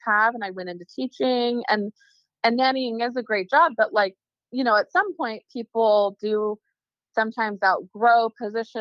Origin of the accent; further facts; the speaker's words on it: California, United States; moved away; I'm from California